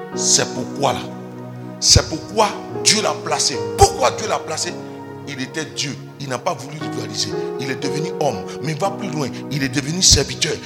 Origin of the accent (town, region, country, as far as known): Côte d’Ivoire